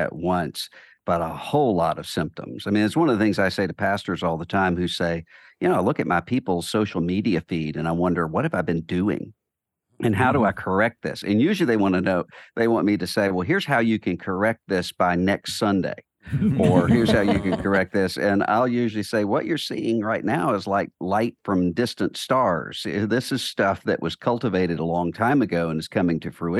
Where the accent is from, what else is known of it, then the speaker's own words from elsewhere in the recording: Biloxi, Mississippi, United States; I grew up in Biloxi, Mississippi, in a Southern Baptist church in a family